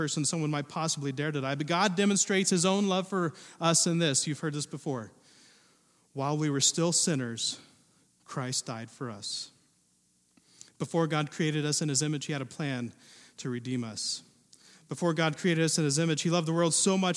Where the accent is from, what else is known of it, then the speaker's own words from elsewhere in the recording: southern Ohio, United States; moved away as an adult; also born or lived in Indiana; now in Pacific Northwest, United States; grew up in the Midwest. Now, we had some rolling hills in southern Ohio